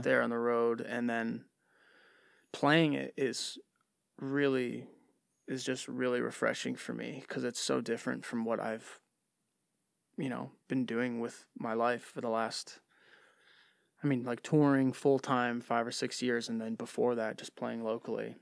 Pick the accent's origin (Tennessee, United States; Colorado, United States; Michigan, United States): Michigan, United States; Livonia; also born or lived in Westland, Michigan; Born and raised in Livonia, Michigan